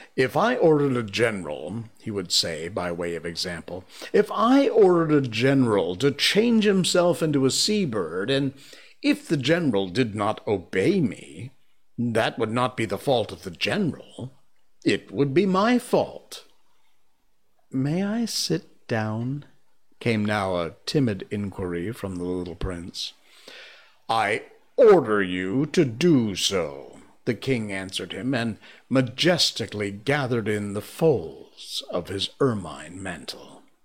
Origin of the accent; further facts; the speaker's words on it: Cornwall, Connecticut, United States; I grew up with a guy named Tom Brown in Cornwall, Connecticut, my hometown